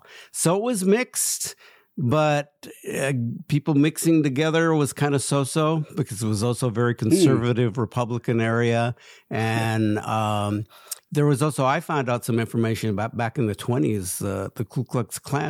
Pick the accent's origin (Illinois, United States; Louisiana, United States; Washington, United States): Washington, United States; Yakima; born there; And I was born in Yakima at St. Elizabeth's Hospital, which no longer exists